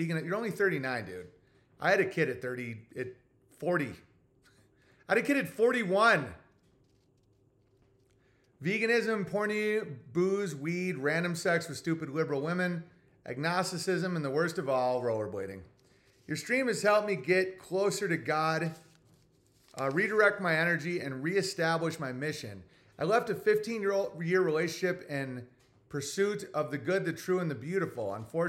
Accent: Ontario, Canada; I should mention I am from Ontario, Canada. Please forgive my parents for deciding it was a good idea to live here.

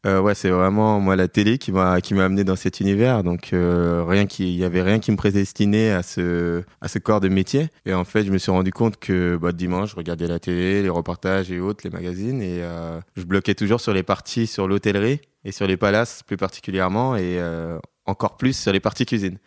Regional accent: Paris, Île-de-France, France; je suis parisien de cœur et de sang. J'ai toujours vécu qu'à Paris

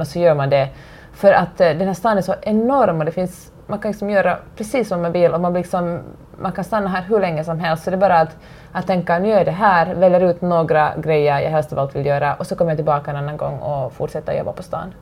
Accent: Finland; moved away as an adult; now in Los Angeles, United States; hemma i Finland

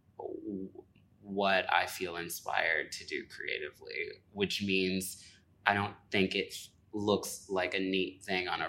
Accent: Midwest, United States; moved away as an adult; also born or lived in Indianapolis, Indiana / New York; I grew up between like Gary and Chicago

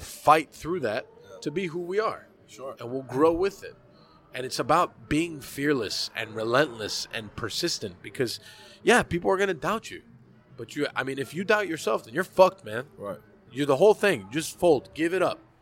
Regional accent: Hialeah, Florida, United States; I am a 35 year old American Cuban. I was born in Hialeah.

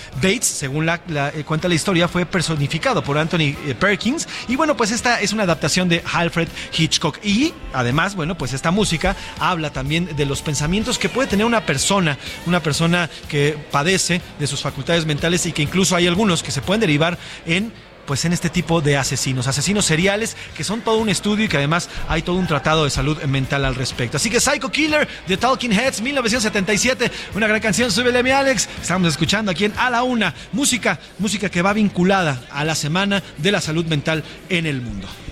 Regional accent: Mexico; como mexicano eh, como, como mexicanos

